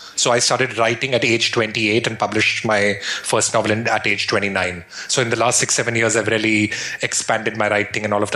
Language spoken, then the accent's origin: English; Shimla, Himachal Pradesh, India; I grew up in the Himalayas in India in a place called Shimla